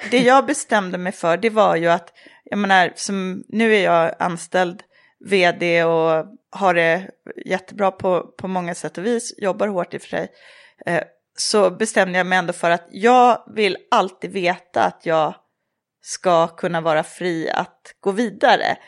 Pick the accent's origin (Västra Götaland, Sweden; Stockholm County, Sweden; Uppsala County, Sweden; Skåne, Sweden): Uppsala County, Sweden; Tierp; moved away as an adult; also born or lived in Paris; Jag är uppvuxen i Tierp som är en liten ort mellan Uppsala och Gävle.